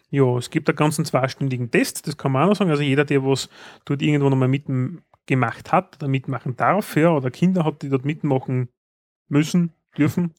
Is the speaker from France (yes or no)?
no; Austria; wo sind wir als Österreicher